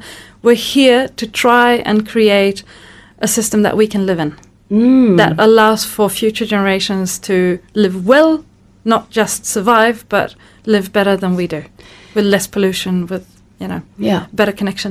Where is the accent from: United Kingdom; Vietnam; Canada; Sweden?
Sweden; moved away as an adult; also born or lived in France; now in New Zealand; I grew up in Sweden with some really environmentally minded parents and, you know, and that kind of greeny family.